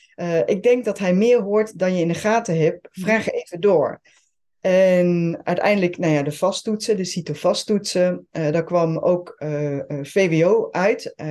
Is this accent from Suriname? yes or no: no; Switzerland; Dutch is a second language; now in Netherlands; ik ben geboren en getogen in eh, Zwitserland. ben in Nederland komen wonen. Heb de Nederlandse taal moeten leren.